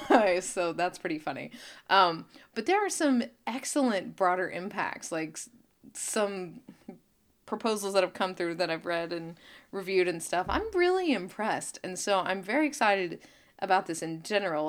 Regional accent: Claremore, Oklahoma, United States; my hometown, Claremore

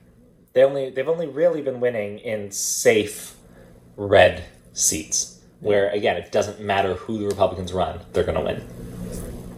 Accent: Canada; also born or lived in Edmonton; I'm from Canada, too

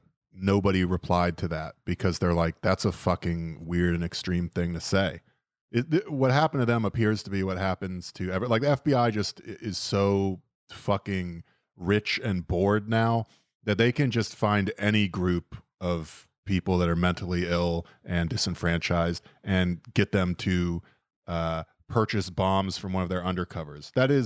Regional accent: United States; As an American

